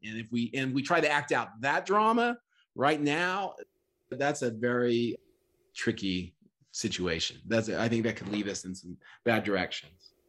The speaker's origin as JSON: {"language": "English", "region": "Oklahoma", "country": "United States", "tie": "born or raised there", "said": "I grew up in Oklahoma"}